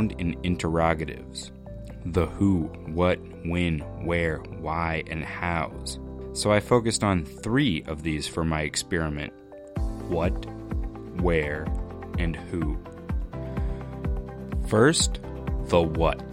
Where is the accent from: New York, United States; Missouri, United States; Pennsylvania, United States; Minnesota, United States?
Missouri, United States; I told him, "Mizora."